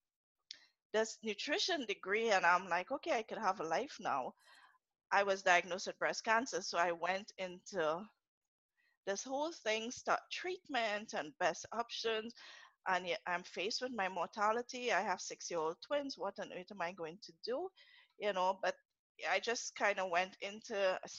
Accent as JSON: {"language": "English", "country": "Trinidad & Tobago", "also_born_or_lived": "Atlanta, United States / Jersey City, United States", "accent": "Trini", "first_language": "English", "moved": "as an adult", "lives_now": "United States", "said": "I'm from Trinidad. I'm a Trinidadian, a Trini to the bone."}